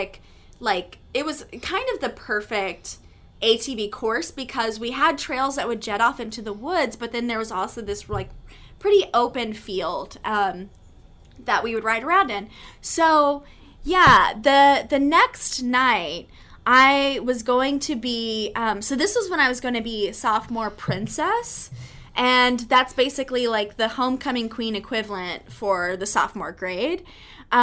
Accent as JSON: {"language": "English", "region": "Texas", "country": "United States", "said": "I am from Texas"}